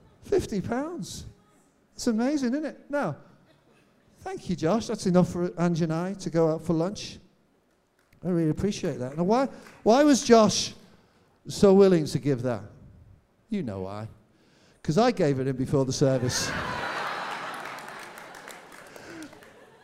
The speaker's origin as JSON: {"language": "English", "town": "Birkenhead", "region": "North West England", "country": "United Kingdom", "tie": "born or raised there", "moved": "yes", "lives_now": "Cambridge, United Kingdom", "said": "That's the area I'm from"}